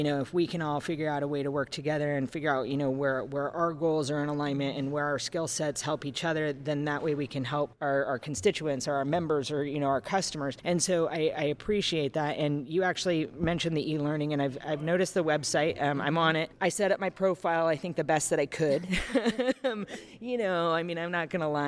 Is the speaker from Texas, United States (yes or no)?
no; Northern California, United States; where I grew up in Northern California, just for everybody who wanted to know, I am not a Southern California girl